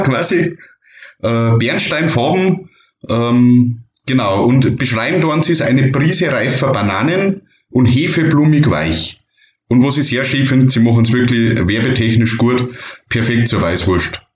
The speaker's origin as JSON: {"language": "German", "region": "Bavarian Forest", "country": "Germany", "said": "ich bin aus dem Wald."}